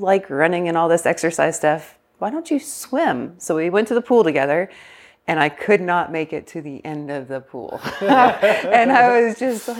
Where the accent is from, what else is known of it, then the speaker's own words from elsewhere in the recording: McKenzie, Tennessee, United States; I grew up in West Tennessee, small little town called McKenzie